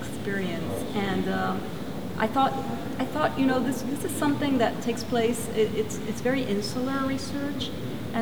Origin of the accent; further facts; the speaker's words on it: Caracas, Capital District, Venezuela; also born or lived in Brooklyn, New York, United States; I was actually born in Brooklyn, but raised in Caracas, Venezuela.